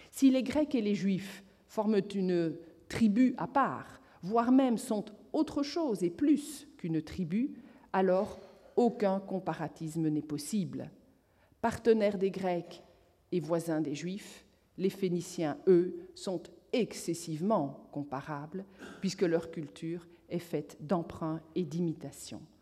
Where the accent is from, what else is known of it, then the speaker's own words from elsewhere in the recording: Toulouse, Occitania, France; ce, n'est pas parce que je viens de Toulouse